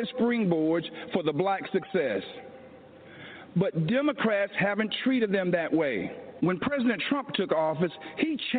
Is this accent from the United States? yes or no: yes; Laurel Hill, North Carolina, United States; moved away as an adult; I grew up in the South, in Laurel Hill, North Carolina, Scotland County, the Green Pond community to be exact